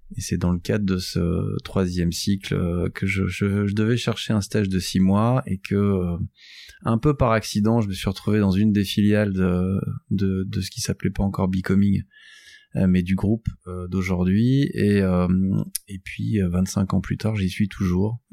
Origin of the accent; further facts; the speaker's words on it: Douai, Hauts-de-France, France; je suis un, un, garçon de ce territoire. Je suis né à Douai, dans, dans la région